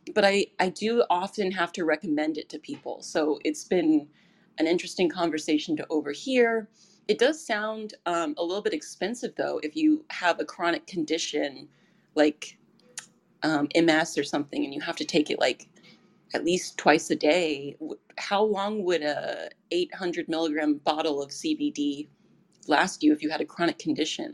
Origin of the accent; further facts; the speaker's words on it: Thousand Oaks, California, United States; now in Santa Monica, United States; I was born in Thousand Oaks, so I know where Ventura is